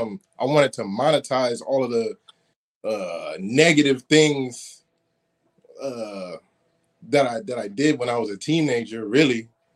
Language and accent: English; Florida, United States; also born or lived in California; Now, the weather is similar, but I mainly grew up in, like, Florida, but I spent a lot of time going b